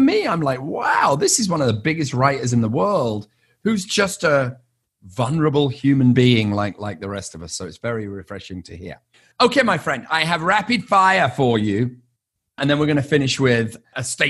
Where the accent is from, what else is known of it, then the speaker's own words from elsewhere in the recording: United Kingdom; I'm British and not far from Liverpool